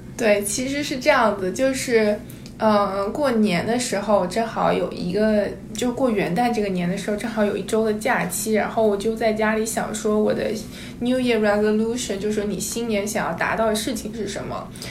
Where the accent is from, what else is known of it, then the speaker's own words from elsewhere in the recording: southern China, China; 我本身就是在南方长大